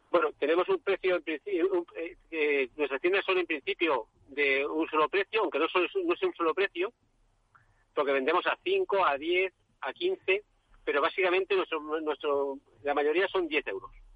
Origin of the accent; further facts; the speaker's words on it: Catalonia, Spain; somos de Cataluña